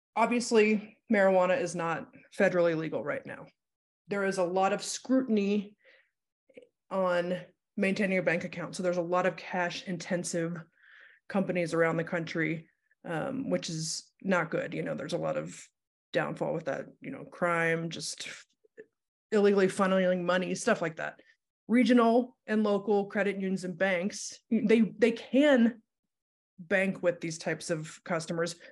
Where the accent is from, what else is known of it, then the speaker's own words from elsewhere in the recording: Ohio, United States; moved away as an adult; now in Denver, United States; I grew up in Ohio, moved here for college